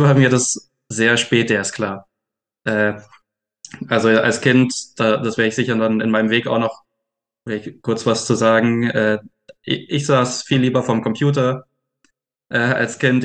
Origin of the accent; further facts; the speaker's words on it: Swabia, Germany; ich komme aus dem Schwäbischen